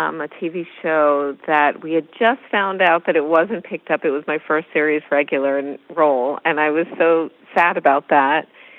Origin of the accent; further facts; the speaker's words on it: Long Island, New York, United States; moved away as an adult; now in Los Angeles, United States; I'm from New York, from Long Island in particular. I lived there until I was about 22